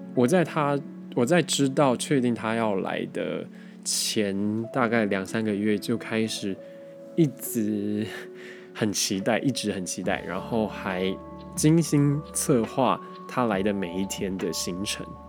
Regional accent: Taiwan; 因为就是我们台湾人讲话有的时候过于模糊

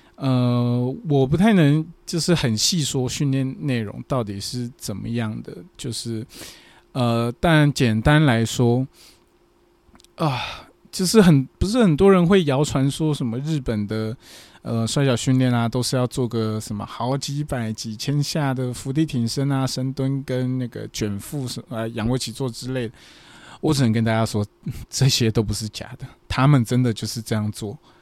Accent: Taiwan; moved away as an adult; now in Fukuoka, Japan; 我是台湾人嘛，我一个台湾人

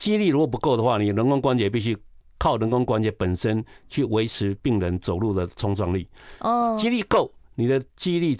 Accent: Taiwan; 我这我一般我们台湾人吃不到那个量。

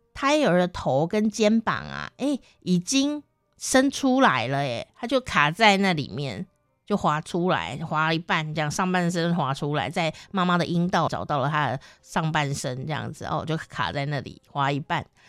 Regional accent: Taichung, Taiwan; 台湾的中部，台中，我的家乡那边

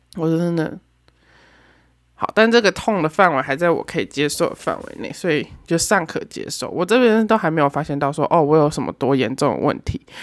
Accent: Taoyuan, Taiwan; also born or lived in Tainan / Yilan; 我现在是在，人在桃园，因为我是桃园人

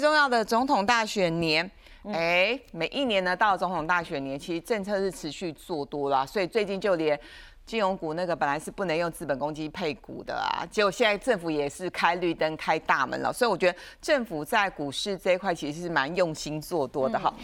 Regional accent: Taiwan; 毕竟我们身在台湾啦嗯，活在台湾啦

